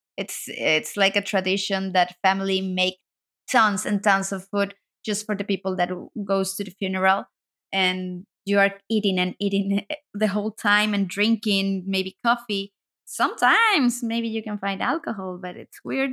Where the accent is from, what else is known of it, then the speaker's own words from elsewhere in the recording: Banderilla, Veracruz, Mexico; English is a second language; moved away as an adult; also born or lived in Xalapa, Veracruz; now in Berlin, Germany; I am from Veracruz. The state is Veracruz, and my hometown, it's called Banderilla.